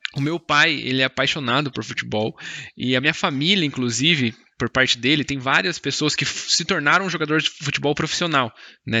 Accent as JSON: {"language": "Portuguese", "area": "Mogi", "region": "São Paulo", "country": "Brazil", "tie": "born or raised there", "said": "tinha uma escola de futebol pública aqui na cidade do, de onde eu nasci, Mogi"}